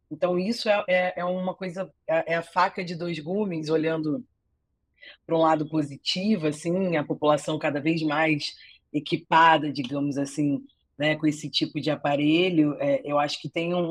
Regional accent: Rio de Janeiro, Brazil; é, eu sou carioca

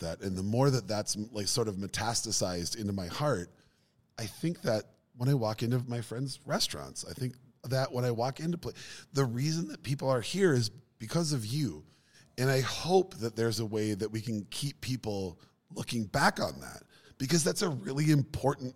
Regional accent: Minneapolis, Minnesota, United States; South Minneapolis.

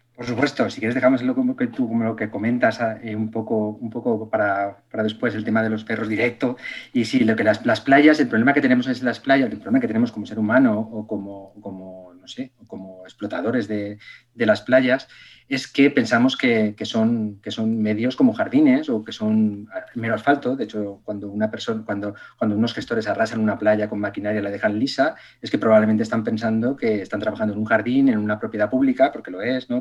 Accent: Extremadura, Spain; moved away; also born or lived in Castellón; yo vivía en Castellón, soy extremeño, pero, pero mis padres se fueron a vivir a, Castellón por razones laborales

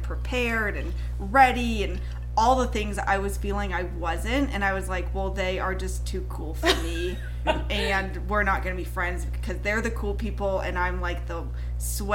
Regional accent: California, United States; I'm from California

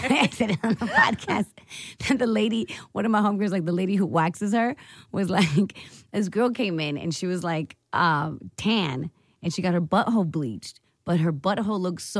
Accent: California, United States; now in New York City, United States; I moved away from California in end of 99. And yeah, like end of 99. So that's when I left. And then I've been here for 17 years.

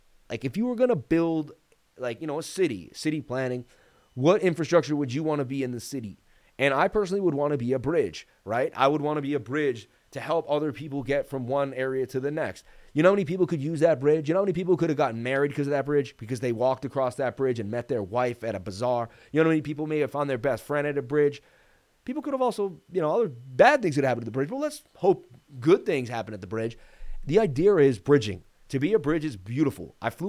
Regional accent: Las Vegas, Nevada, United States; I was born and raised in Vegas.

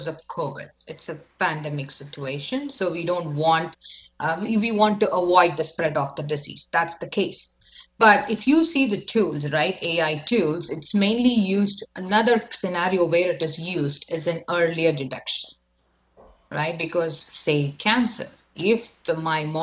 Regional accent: India; now in Canada; I'm from India

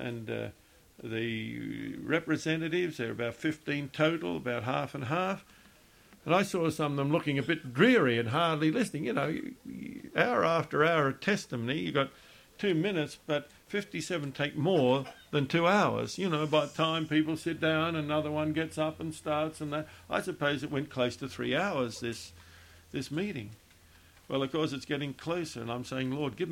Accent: Australia; now in Virginia, United States; I'm from Australia originally.

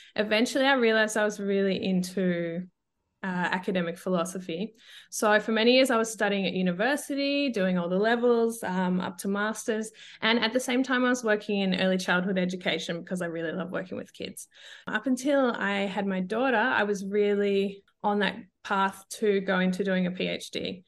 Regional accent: Australia; accent: Australian; moved away as an adult; now in Europe; I'm originally Australian, as you can hear from my voice.

